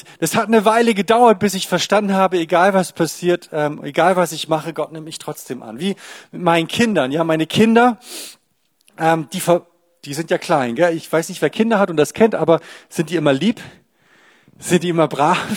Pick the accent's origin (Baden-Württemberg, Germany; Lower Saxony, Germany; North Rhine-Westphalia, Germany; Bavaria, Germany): Lower Saxony, Germany; Ich komme nämlich eigentlich aus Ostfriesland, also ganz im Norden.